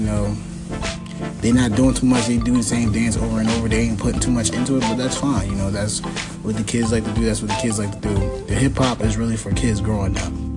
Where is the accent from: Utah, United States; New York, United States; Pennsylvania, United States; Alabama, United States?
Pennsylvania, United States; Philadelphia; I'm from Philadelphia.